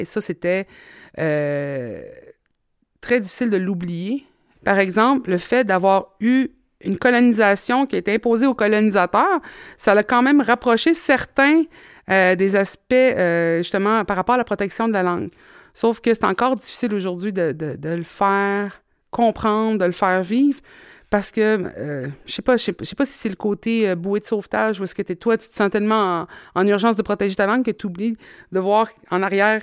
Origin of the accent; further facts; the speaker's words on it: Mingan, Quebec, Canada; je n'ai que le souvenir de venir de la Côte-Nord. C'était ma maison.